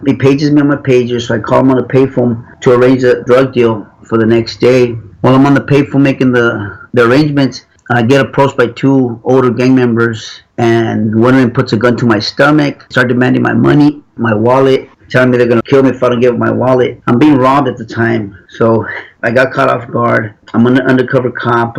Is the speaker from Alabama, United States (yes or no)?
no; Los Angeles, California, United States; I grew up in Los Angeles.